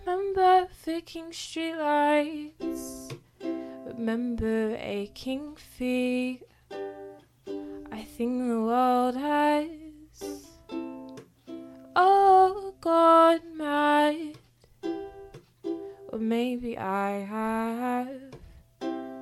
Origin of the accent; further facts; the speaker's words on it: Melbourne, Victoria, Australia; also born or lived in London / Devon; I was born in England and I lived there till I was about five. We lived in London first and then Devon, which is like a further out, smaller kind of townish kind of and then we moved over to Melbourne when I was about six